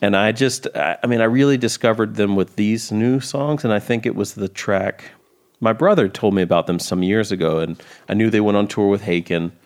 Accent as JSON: {"language": "English", "town": "Columbia", "region": "South Carolina", "country": "United States", "tie": "born or raised there", "said": "I'm from Columbia, South Carolina, which is just a couple hours into South Carolina from Georgia."}